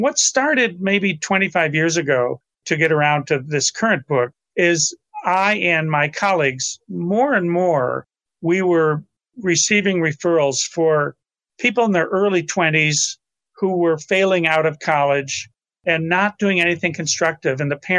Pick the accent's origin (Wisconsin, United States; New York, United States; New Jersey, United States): New York, United States; Rochester; Rochester, New York.